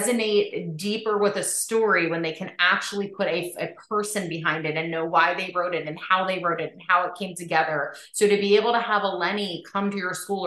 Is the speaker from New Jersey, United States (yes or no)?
yes; New Jersey, United States; I'm a girl from Jersey